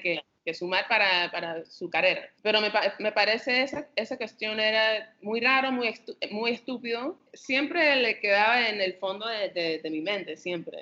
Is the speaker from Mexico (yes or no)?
no; New York City, New York, United States; moved away as an adult; now in Panama; crecí en Brooklyn, el planeta de Brooklyn, Nueva York